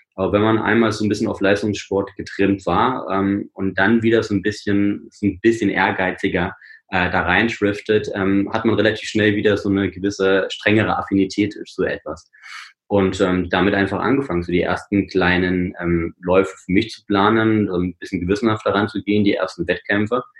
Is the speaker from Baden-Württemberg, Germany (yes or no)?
no; Rennsteig, Thuringia, Germany; Also ich bin am Rennsteig geboren und aufgewachsen